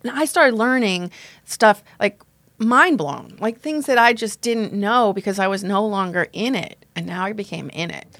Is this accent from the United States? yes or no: yes; Long Island, New York, United States; I grew up on Long Island, strict Roman Catholic family strict upbringing